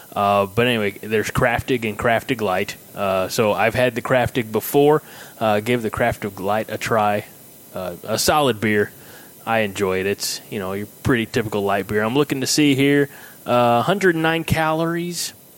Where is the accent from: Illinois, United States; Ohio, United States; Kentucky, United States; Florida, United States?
Illinois, United States; moved away as an adult; also born or lived in Chadron, Nebraska; now in Nebraska, United States; I'm from Illinois.